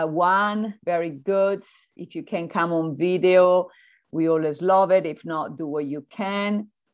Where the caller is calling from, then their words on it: Santa Barbara, California, United States; Well, I'm connecting from Santa Barbara by the zoo.